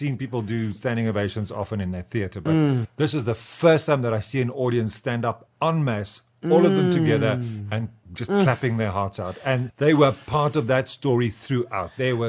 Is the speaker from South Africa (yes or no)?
yes; South Africa; We must just sing and dance and be as South African as we can